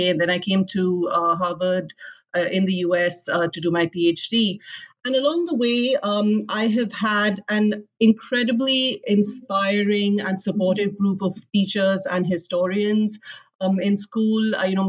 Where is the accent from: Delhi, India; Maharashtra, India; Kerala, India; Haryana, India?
Delhi, India; moved away as an adult; also born or lived in Karachi, Pakistan; I was actually born in Karachi in Pakistan, but I grew up in Delhi. And I grew up in Delhi in the 1990s, which is what I think of as my formative years as a high schooler and then sort of an undergraduate.